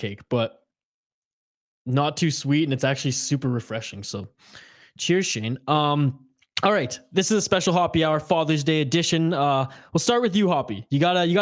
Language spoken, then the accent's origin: English; Prince George, British Columbia, Canada; we grew up in Northern BC. in, like my family, cold ass Prince George